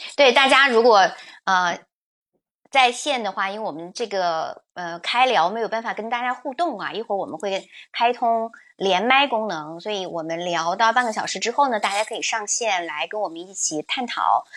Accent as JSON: {"language": "Chinese", "country": "China", "said": "可能我们中国人其实缺少的是什么呢？"}